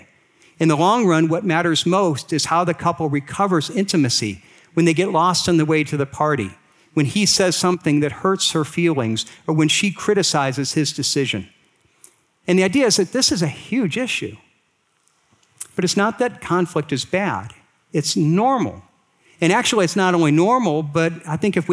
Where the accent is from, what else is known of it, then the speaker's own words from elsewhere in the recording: Akron, Ohio, United States; I was raised here in Akron, Ohio